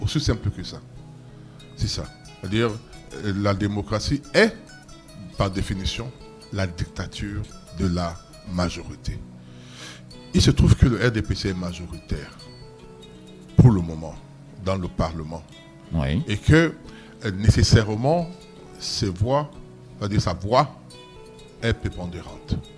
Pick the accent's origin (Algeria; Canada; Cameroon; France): Cameroon; Douala, Littoral; also born or lived in Sanaga-Maritime; je suis né à Douala